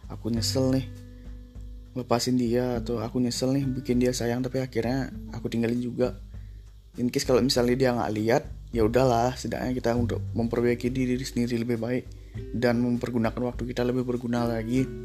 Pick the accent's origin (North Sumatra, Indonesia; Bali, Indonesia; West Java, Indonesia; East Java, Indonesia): Bali, Indonesia; Orang kita dari Bali juga.